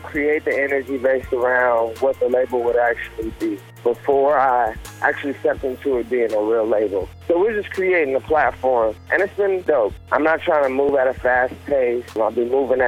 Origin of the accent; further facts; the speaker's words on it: Las Vegas, Nevada, United States; we grew up in Vegas